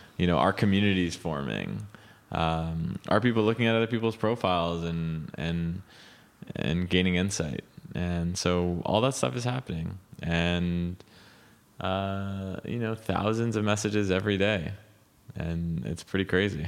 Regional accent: Montreal, Quebec, Canada; moved away as an adult; now in United States; growing up in Montreal

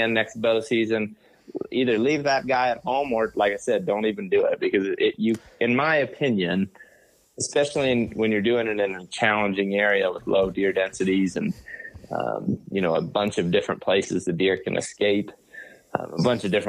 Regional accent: Western Ohio, United States; I grew up in Western Ohio

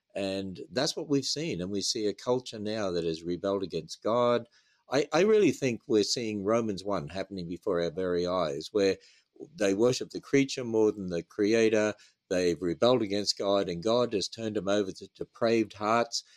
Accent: Australia; moved away as an adult; now in United States; as an Australian

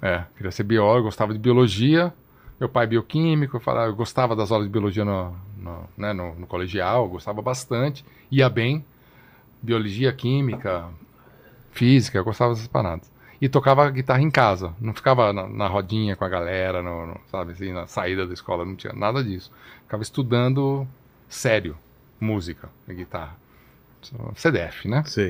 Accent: São Paulo, Brazil; also born or lived in Rio de Janeiro; Eu nasci no Rio de Janeiro. É, e com dois anos meus pais vieram para São Paulo, então cresci em São Paulo.

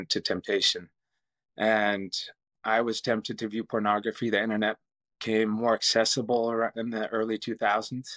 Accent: St. George, Utah, United States; I grew up here in St. George, actually. This is my hometown

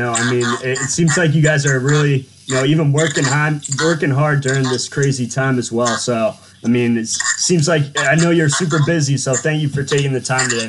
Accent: Boston, Massachusetts, United States; I'm from Boston

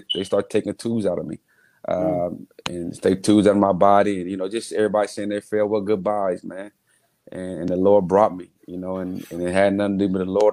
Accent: Muncie, Indiana, United States; Growing up in Muncie in our homes and around the neighborhood

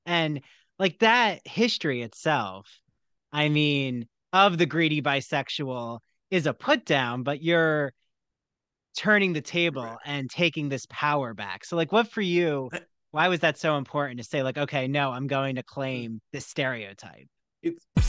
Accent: outside Philadelphia, New Jersey, United States; I grew up in New Jersey outside Philly

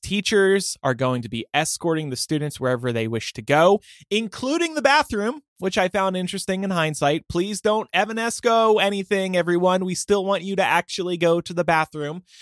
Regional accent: New Jersey, United States; I'm from South Jersey

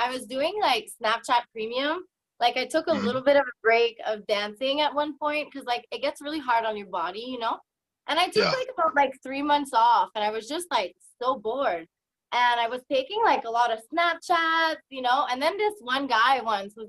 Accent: New Brunswick, Canada; now in Edmonton, Canada; I'm originally from New Brunswick, but I currently live in Alberta, so in Edmonton.

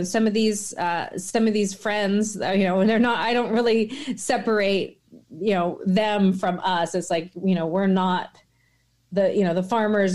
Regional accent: Washington, United States; born or raised there

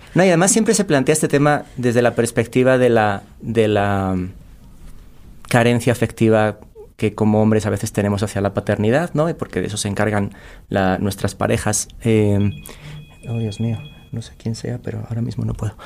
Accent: Cáceres, Extremadura, Spain; moved away as an adult; also born or lived in Saltillo, Coahuila, Mexico; now in Mexico City, Mexico; Emigré de España, de una ciudad muy pequeñita que se llama Cáceres

